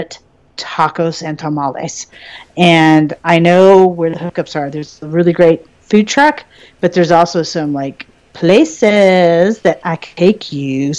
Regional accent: Colorado, United States; the town where I grew up in Colorado

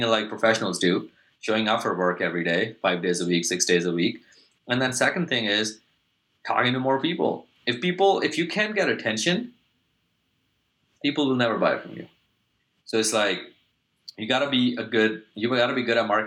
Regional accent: Pakistan; I grew up in Pakistan, so South Asia

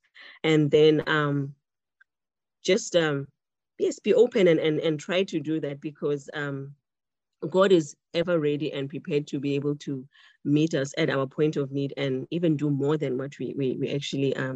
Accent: Botswana; now in Cape Town, South Africa; I am Tswana, I'm from Botswana and I speak Setswana, an official language here

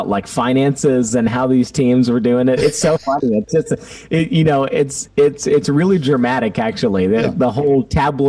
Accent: Baytown, Texas, United States; I'm actually from Baytown, Texas

